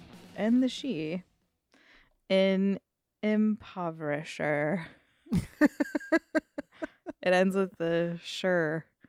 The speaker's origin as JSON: {"language": "English", "region": "Arizona", "country": "United States", "tie": "born or raised there", "said": "Because I grew up in Arizona in the 90s anyway."}